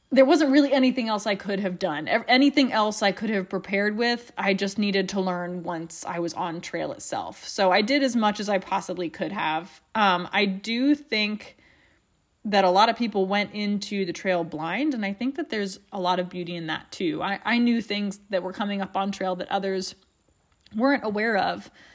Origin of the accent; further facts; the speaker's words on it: Appalachia, United States; being Appalachian